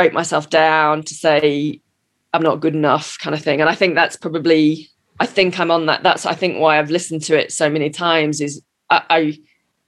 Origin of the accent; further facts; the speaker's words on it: United Kingdom; also born or lived in America; now in United States; I'm the British cynic. You know, I'm in America